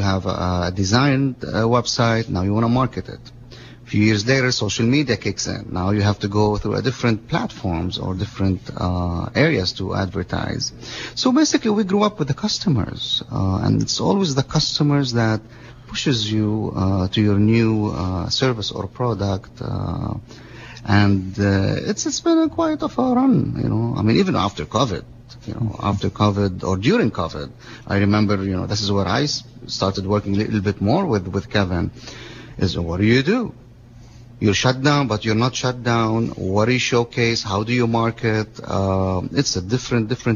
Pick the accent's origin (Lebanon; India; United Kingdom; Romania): Lebanon; moved away as an adult; now in Monterey, United States; I was born in Lebanon. My dad is Lebanese